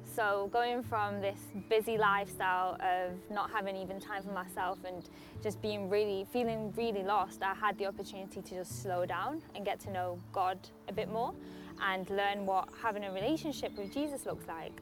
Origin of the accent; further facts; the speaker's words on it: Poland; moved away; I grew up in Poland, um, which is quite a Catholic um, country.